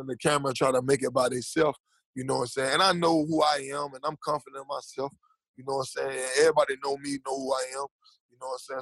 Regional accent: Jamaica; also born or lived in Miami; I'm Jamaican

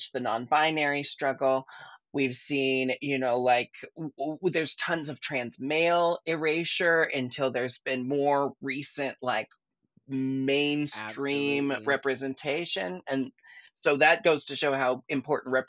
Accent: Portland, Oregon, United States; I grew up in Portland

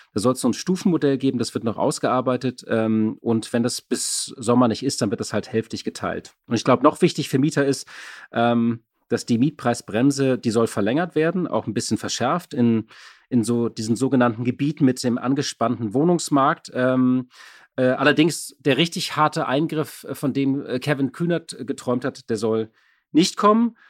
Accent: Berlin, Germany; Als Berliner

